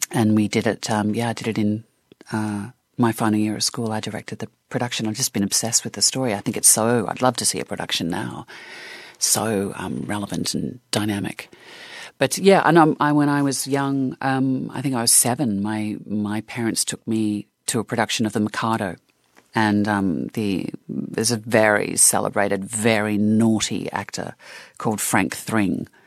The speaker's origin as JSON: {"language": "English", "country": "Australia", "tie": "born or raised there", "said": "Oh, God, not at all. Not at all. I mean, you, you think about the Australian uh, film industry in the 70s and 80s"}